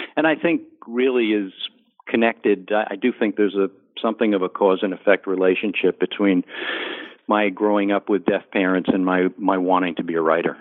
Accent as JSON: {"language": "English", "region": "New Jersey suburbs", "country": "United States", "tie": "born or raised there", "also_born_or_lived": "Bronx, New York", "said": "growing up in the New Jersey suburbs"}